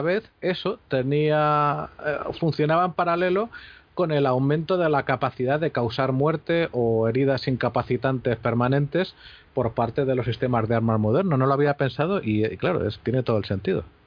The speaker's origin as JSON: {"language": "Spanish", "country": "Spain"}